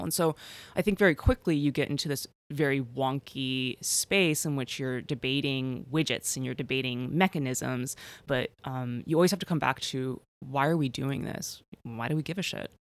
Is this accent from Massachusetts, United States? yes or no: no; Chicago, Illinois, United States; growing up in Chicago